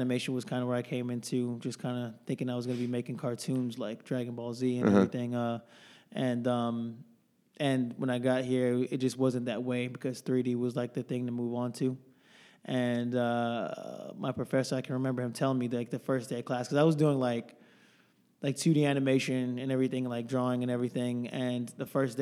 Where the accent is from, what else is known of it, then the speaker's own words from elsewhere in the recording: Houston, Texas, United States; now in Dallas, United States; originally I'm from Houston, but been living here in Dallas for a long time